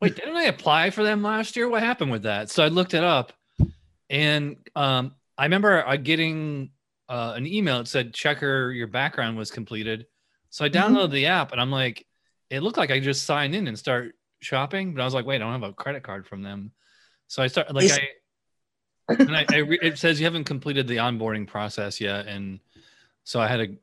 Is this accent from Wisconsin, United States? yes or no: no; Schenectady, New York, United States; also born or lived in Lakeland, Florida; now in Sanford, United States; I'm from upstate New York. I'm from Schenectady, which is right next to Albany